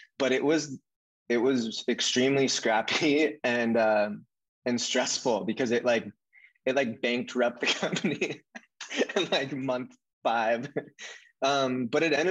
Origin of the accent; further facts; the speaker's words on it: Santa Cruz, California, United States; also born or lived in San Diego; now in Venice, United States; I grew up in Santa Cruz, which is a town just south of San Francisco, a surf town